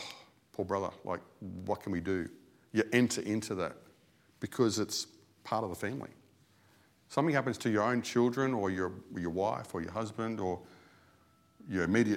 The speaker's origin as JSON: {"language": "English", "country": "Australia", "said": "As an Australian"}